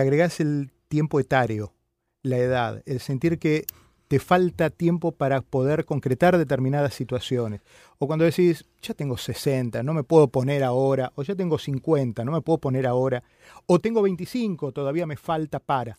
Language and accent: Spanish; Argentina; moved away; los argentinos siempre tenemos